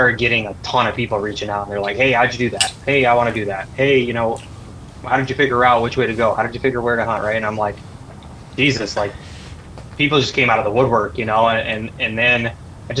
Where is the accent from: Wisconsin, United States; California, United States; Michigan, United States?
Michigan, United States; moved away as an adult; also born or lived in Colorado; I grew up in Michigan. I moved to Colorado